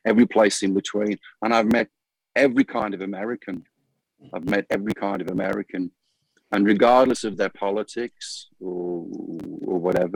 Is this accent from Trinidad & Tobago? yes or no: no; United Kingdom; moved away as an adult; now in Phoenix, United States; My birthplace is the UK, so that will always be home.